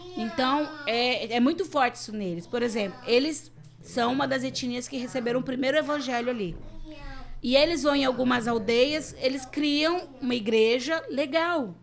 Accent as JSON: {"language": "Portuguese", "country": "Brazil", "moved": "as an adult", "lives_now": "Burkina Faso", "said": "eu enxergo o mundo como uma brasileira"}